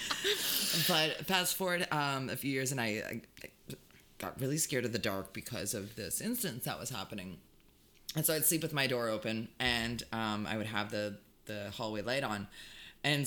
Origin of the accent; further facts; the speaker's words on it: Hamilton, Ontario, Canada; Growing up in Hamilton